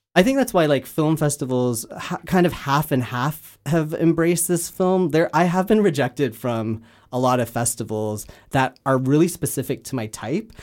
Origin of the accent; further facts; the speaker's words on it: Canada; now in Los Angeles, United States; I am Canadian. I just don't live there anymore